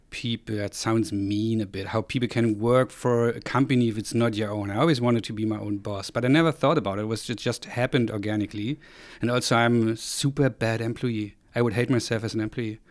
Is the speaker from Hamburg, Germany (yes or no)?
no; Rostock, Mecklenburg-Vorpommern, Germany; moved away; also born or lived in Berlin; I grew up, uh, in East Germany at the Baltic Coast in the north